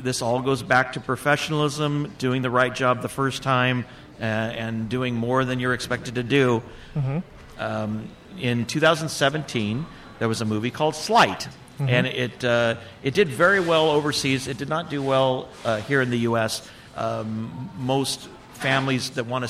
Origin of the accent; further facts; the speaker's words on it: West Covina, California, United States; moved away as an adult; now in Bakersfield, United States; Born and raised in West Covina